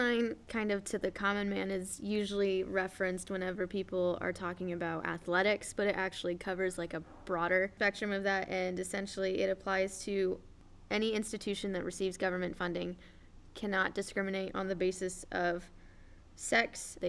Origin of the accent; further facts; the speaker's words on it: Greenwood Village, Colorado, United States; So I'm from, like, I guess you can consider it a suburb, but it's technically a little, like, it's right on the border between, like a township called Greenwood Village and a place called Inglewood.